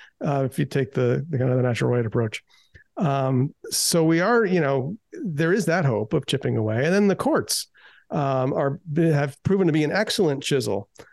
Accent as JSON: {"language": "English", "region": "New York", "country": "United States", "moved": "as an adult", "lives_now": "California, United States", "said": "I moved to California from New York."}